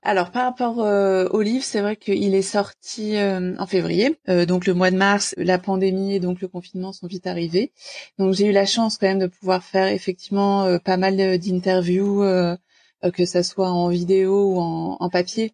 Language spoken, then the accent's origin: French; Normandy, France; qui vient de Normandie, proche Paris mais Normandie quand même